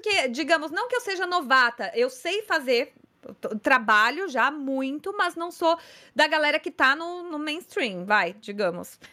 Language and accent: Portuguese; São Paulo, Brazil; eu sou de São Paulo, sou atriz, cantora, dubladora